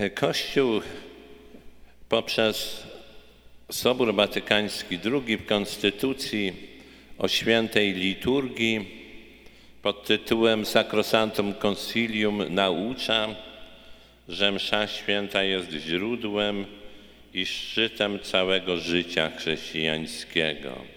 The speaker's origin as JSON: {"language": "Polish", "country": "Poland", "moved": "yes", "lives_now": "United States", "said": "wielu naszych rodaków, Polaków"}